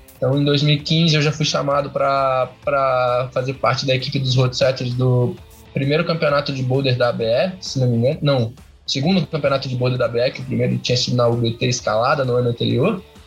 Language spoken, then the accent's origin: Portuguese; Curitiba, Paraná, Brazil; eu sou aqui de Curitiba, Paraná